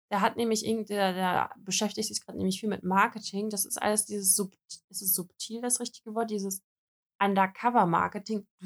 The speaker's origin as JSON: {"language": "German", "country": "Russia", "said": "Ich so, also nee, ich bin Russin, aber ich habe einen deutschen Pass."}